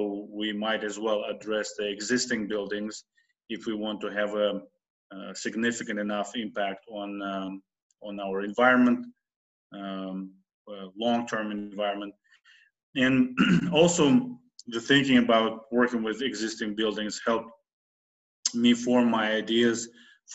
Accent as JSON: {"language": "English", "country": "Uzbekistan", "tie": "born or raised there", "moved": "as an adult", "lives_now": "United States", "said": "I'm originally from Uzbekistan, born and raised there, but for over 20 years I live in the United States"}